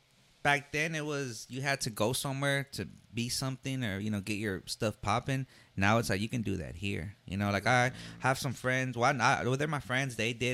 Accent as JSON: {"language": "English", "town": "Dallas", "region": "Texas", "country": "United States", "tie": "born or raised there", "said": "Oak Cliff is just such a very historic place. I mean, it's where I was born and raised"}